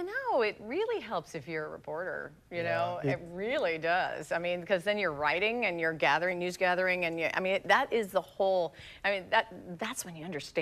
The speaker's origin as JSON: {"language": "English", "town": "Medford", "region": "Oregon", "country": "United States", "tie": "born or raised there", "also_born_or_lived": "Columbus, Ohio", "moved": "as an adult", "lives_now": "Jacksonville, United States", "said": "Medford, Oregon, which is where, that was my hometown."}